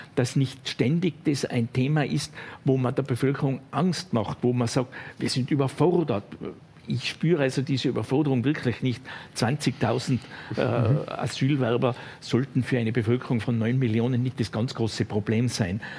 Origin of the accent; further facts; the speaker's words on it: western Austria, Austria; Ich komme aus Westösterreich.